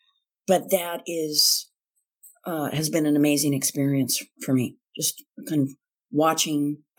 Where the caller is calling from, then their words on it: Redwood City, California, United States; I am calling from Redwood City, California. I am here in the Bay Area as a visiting professor at Stanford for the winter quarter.